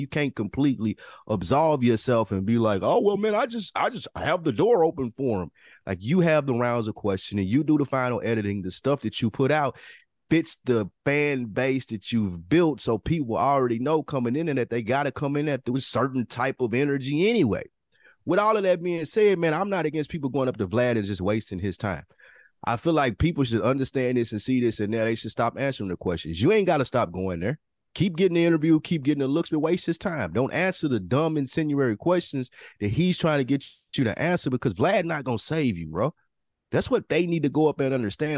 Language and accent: English; the South, United States; as a Southerner